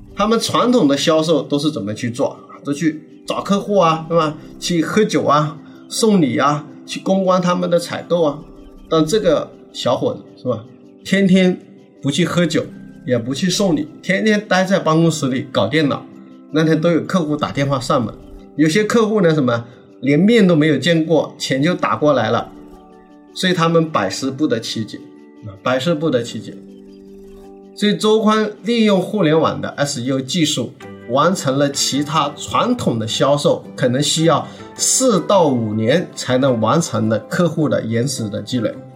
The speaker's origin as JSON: {"language": "Chinese", "region": "southern China", "country": "China", "said": "我是南方人，我普通话确实不好"}